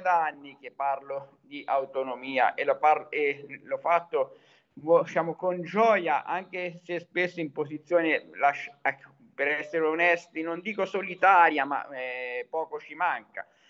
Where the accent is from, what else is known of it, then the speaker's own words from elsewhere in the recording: Tuscany, Italy; also born or lived in Arezzo; da toscano